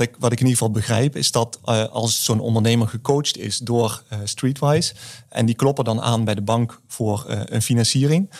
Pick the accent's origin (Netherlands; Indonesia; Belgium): Netherlands; the south; accent: southern; aan mijn tongval hoor je misschien ook dat ik eh, uit het, eh, uit het zuiden kom.